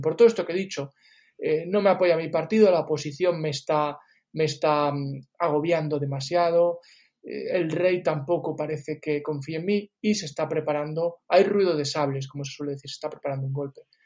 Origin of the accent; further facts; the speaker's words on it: Galicia, Spain; yo soy gallego, yo no soy catalán